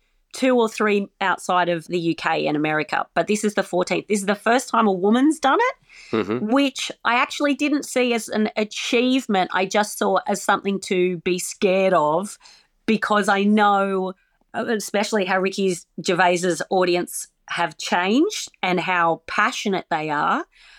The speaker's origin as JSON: {"language": "English", "country": "Australia"}